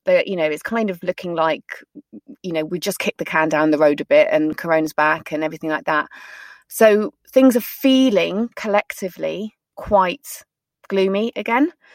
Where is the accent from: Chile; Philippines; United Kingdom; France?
United Kingdom; we're very British